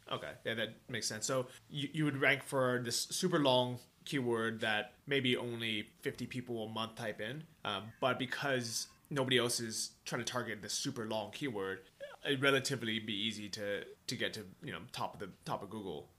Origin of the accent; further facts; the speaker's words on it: California, United States; also born or lived in Toronto, Canada; now in Thailand; I grew up in California. We didn't really have snow